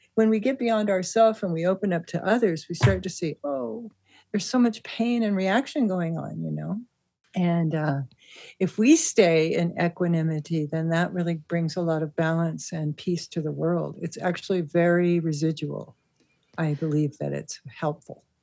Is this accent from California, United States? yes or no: yes; Santa Monica, California, United States; I grew up in Santa Monica with my mother, who worked full time